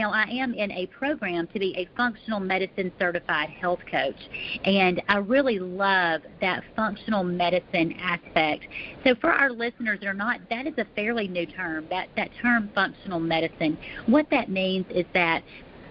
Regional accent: Alabama, United States; now in Texas, United States; I am originally from Alabama. My family and I, we live north of Dallas in the great state of Texas

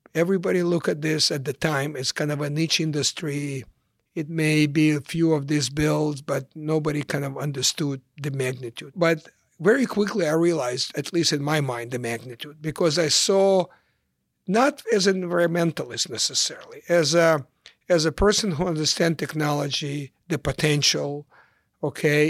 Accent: Ukraine; English is a second language; moved away as an adult; also born or lived in Kyiv, Ukraine / Chicago, United States; now in United States; I came to the United States in nineteen seventy-six as a refugee from the former Soviet Union, from Ukraine

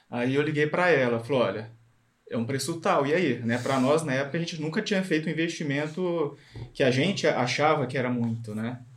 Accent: Bauru, São Paulo, Brazil; Nós somos de Bauru, interior de São Paulo.

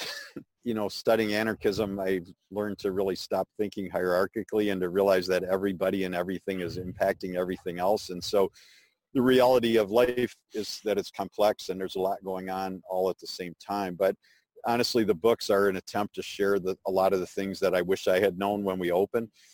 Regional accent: Chicago, Illinois, United States; I grew up in Chicago

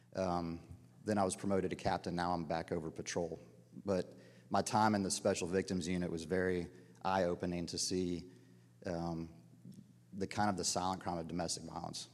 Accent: Dunwoody, Georgia, United States; moved away as an adult; I grew up in Dunwoody, Georgia, middle class

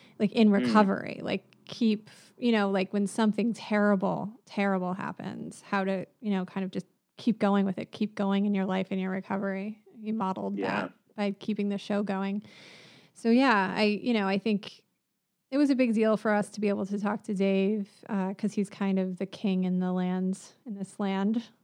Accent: upstate New York, United States; now in Bronx, United States; I'm from upstate New York, but my father is from the Bronx

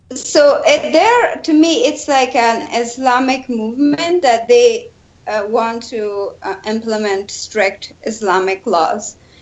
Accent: Kabul, Afghanistan; now in United States; in my hometown Kabul

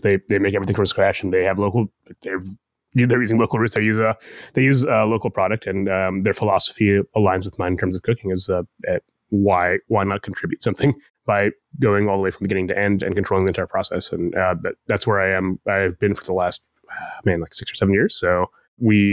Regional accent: Columbus, Ohio, United States; My parents are from Bangladesh and I was born in Columbus

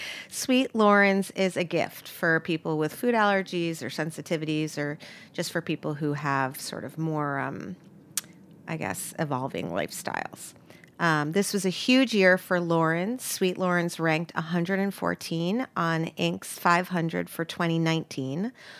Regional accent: New York City, New York, United States; I grew up in New York too.

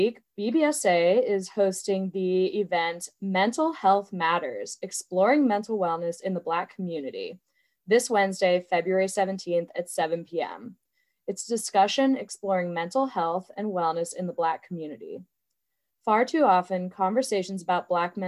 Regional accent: Pittsburgh, Pennsylvania, United States; moved away as an adult; now in Michigan, United States; my hometown of Pittsburgh

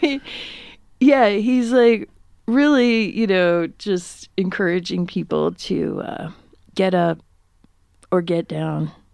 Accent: Upper Peninsula of Michigan, United States; where I grew up, we had one grocery store, and it was called Red Owl

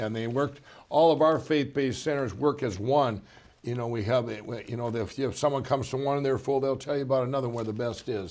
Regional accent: Minnesota, United States; I grew up here in Minnesota.

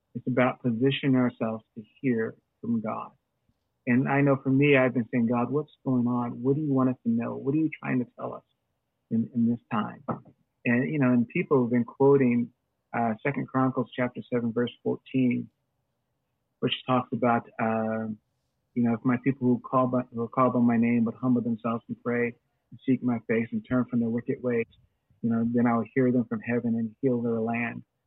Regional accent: United States; we as Christians in America

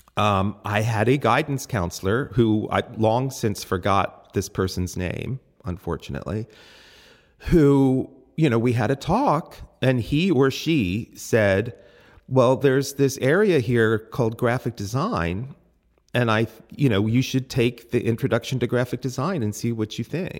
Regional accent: Reading, Pennsylvania, United States; I was born in Redding, Pennsylvania

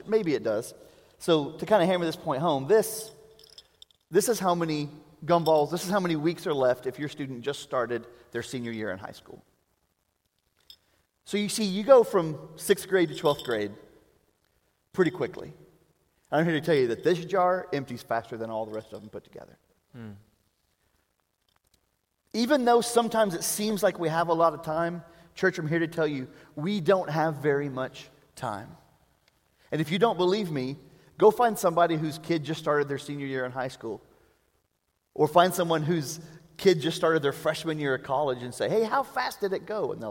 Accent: Prague, Czechia; I am from Prague

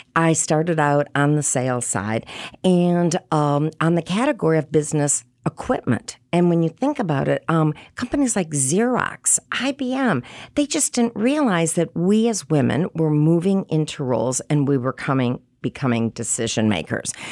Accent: Michigan, United States; moved away as an adult; now in New York City, United States; I'm from Michigan.

